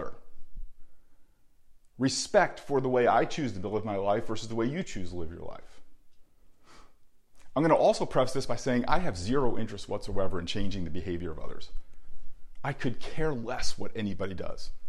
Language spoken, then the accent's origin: English; New Jersey, United States; I grew up in New Jersey